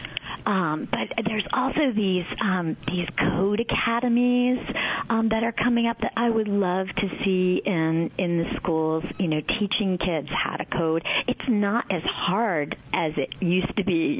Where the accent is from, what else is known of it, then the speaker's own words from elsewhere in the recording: Titusville, New Jersey, United States; I grew up in, it was called Titusville. It was right near Washington Crossing, about 3 miles from New Hope